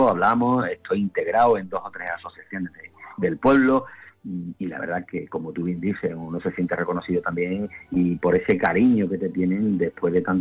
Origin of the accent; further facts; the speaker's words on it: Castellar de la Frontera, Andalusia, Spain; also born or lived in San Roque; Yo soy de San Roque, yo nací en San Roque, yo iba con mis padres desde la barriada de la Almorema cuando nos trasladamos de, San Roque a Castellar, a la barriada de la Almorema con tres años